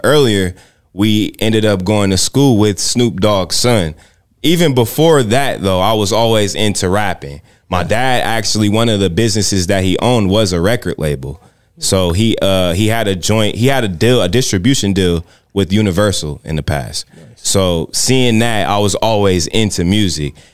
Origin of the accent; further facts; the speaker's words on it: San Bernardino, California, United States; now in Las Vegas, United States; I'm from, I'm from San Bernardino, California.